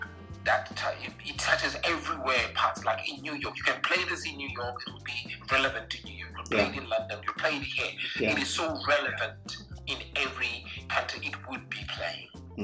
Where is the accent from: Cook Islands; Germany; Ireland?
Cook Islands; Mauke; And the song that celebrates my hometown, where I come from, Mauke.